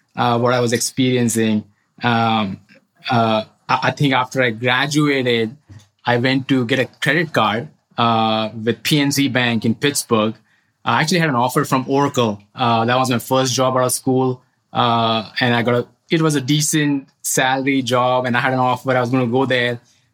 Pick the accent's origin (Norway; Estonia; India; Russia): India; central India; moved away as an adult; now in United States; I grew up in India, in the central part of India